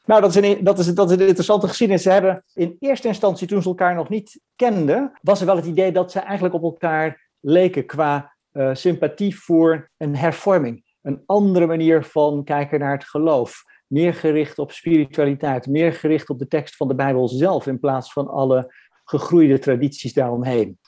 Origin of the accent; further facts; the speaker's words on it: Franeker, Friesland, Netherlands; moved away as an adult; also born or lived in Harlingen / Leiden / Utrecht; ik ben geboren in Harlingen en ik ben getogen in Franeker